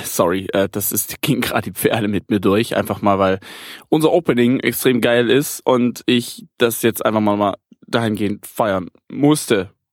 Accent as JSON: {"language": "German", "country": "Germany", "said": "bei uns in Deutschland"}